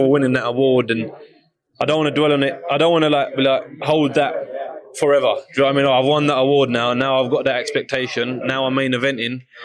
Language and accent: English; United Kingdom; especially being British